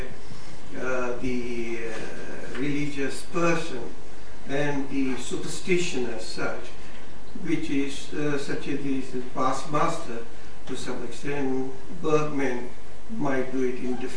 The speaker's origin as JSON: {"language": "English", "town": "Mumbai", "region": "Maharashtra", "country": "India", "tie": "born or raised there", "moved": "yes", "said": "I was born in Bombay, so I know intimately some of the Dharavis and all"}